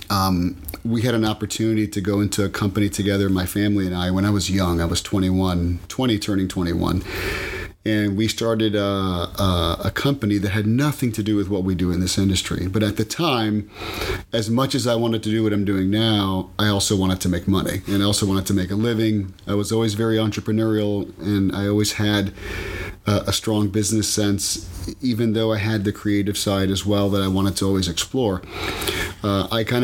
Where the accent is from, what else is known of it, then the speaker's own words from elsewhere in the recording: Miami, Florida, United States; Born and raised in Miami. Whole family's from here. Brought up in a Cuban house